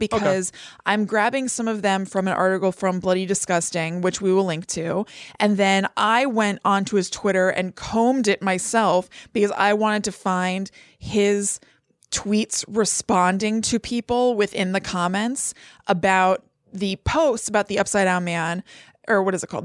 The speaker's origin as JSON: {"language": "English", "country": "United States", "said": "I'm American as apple pie"}